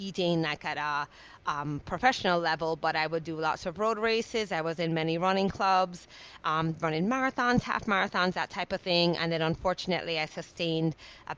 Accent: Jamaica; moved away; I'm a island girl, I grew up in Jamaica

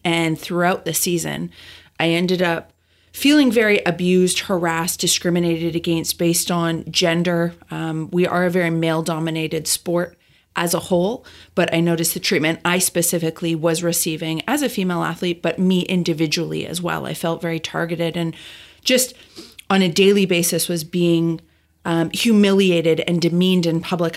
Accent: Calgary, Alberta, Canada; moved away as an adult; also born or lived in Del Mar, United States; now in Carlsbad, United States; I grew up in Calgary, Alberta, Canada

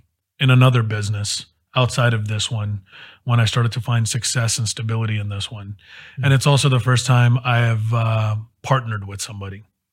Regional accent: Miami, Florida, United States; moved away as an adult; also born or lived in Midwest; now in Dallas, United States; I've been in Dallas since 2012, moved here after college, and I grew up in Miami, Florida.

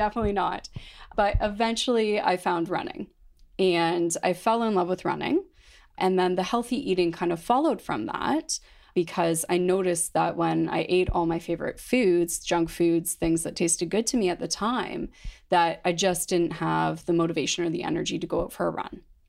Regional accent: London, Ontario, Canada; born or raised there

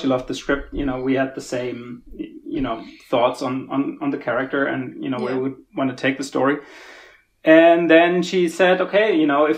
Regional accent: Germany; I'm from Germany originally.

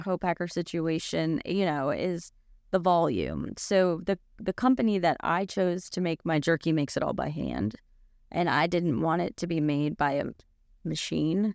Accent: Boca Raton, Florida, United States; now in Knoxville, United States; I grew up in Boca Raton, Florida

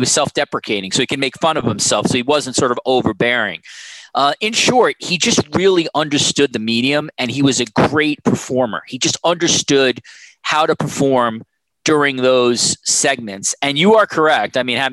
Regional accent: United States; moved away as an adult; also born or lived in Canada; as an American

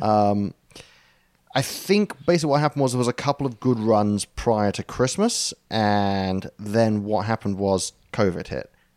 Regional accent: United Kingdom

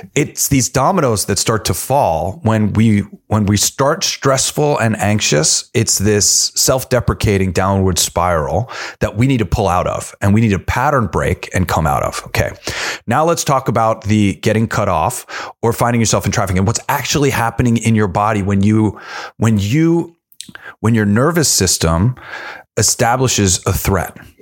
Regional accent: New York, United States; I'm also from New York.

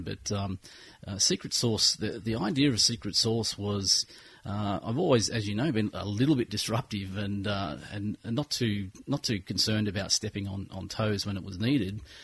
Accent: Nelson Bay, New South Wales, Australia; moved away as an adult; also born or lived in Brisbane; now in Gold Coast, Australia; I pretty much grew up in Nelson Bay, and I uh, I left the bay about oh, when I was 21, and uh, came back here to the Gold Coast.

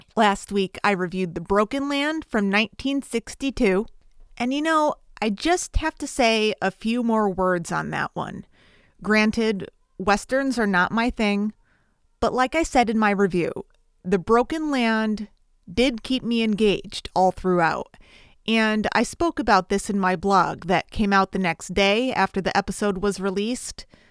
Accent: Bristol, Connecticut, United States; I'm from Bristol, Connecticut

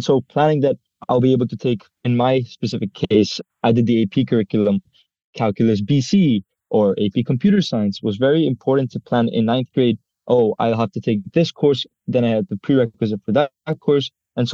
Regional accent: India; English is a second language; also born or lived in Israel; now in United Arab Emirates; go to school in Dubai at the American School of Dubai. I'm actually an international student and I'm Indian. And before that, I used to even go to school in Israel.

